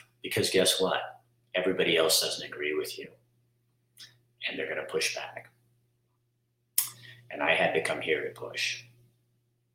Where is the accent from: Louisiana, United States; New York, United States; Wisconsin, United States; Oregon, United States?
Oregon, United States; moved away; I love Oregon. I'm from Oregon. I'm a native Oregonian